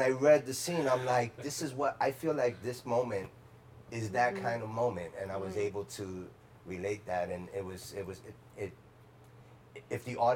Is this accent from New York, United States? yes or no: yes; New York City, New York, United States; I grew up in the Bronx